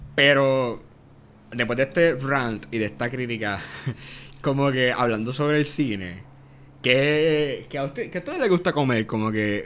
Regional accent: Yauco, Puerto Rico; soy de, de Yauco, del suroeste de Puerto Rico. y acá, full, full, Yaucano hasta el fin

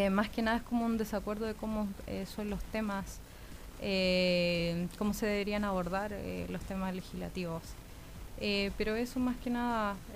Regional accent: Santiago, Santiago Metropolitan Region, Chile; born there; also born or lived in United States; yo eh, nací acá en Santiago, pero me he mudado mucho. Viví en Estados Unidos 12 años, así que ahora regresé hace 5

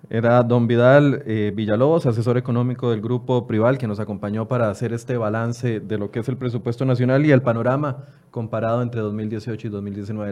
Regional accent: Costa Rica; como costarricenses

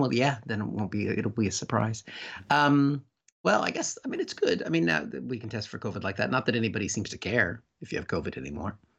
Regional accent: United States; moved away; my home country, I was just there

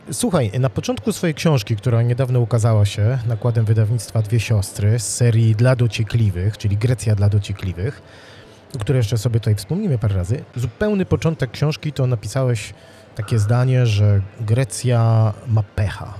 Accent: Wrocław, Lower Silesian Voivodeship, Poland; jak ja byłem małym chłopcem, ja mieszkałem we Wrocławiu

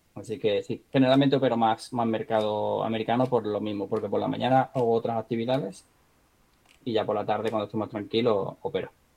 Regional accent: Marbella, Andalusia, Spain; moved away; de donde yo soy, de Marbella, de Marbella, Málaga

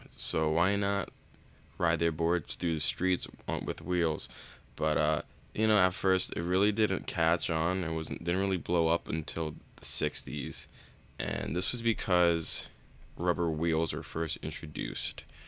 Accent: East Coast, United States; I grew up on the East Coast

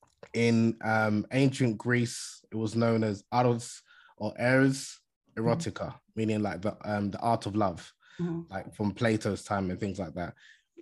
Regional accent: Nigeria; I'm originally from Nigeria, as I mentioned in the beginning, in West Africa. Although I'm a Muslim and most of my family are Muslim, half of my family, my mom's side, are Christian.

